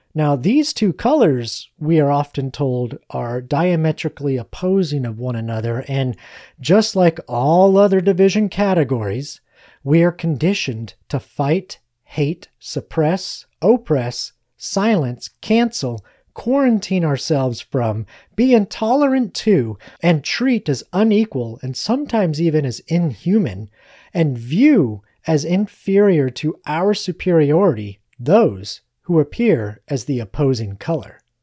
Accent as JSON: {"language": "English", "country": "United States", "said": "we as American citizens"}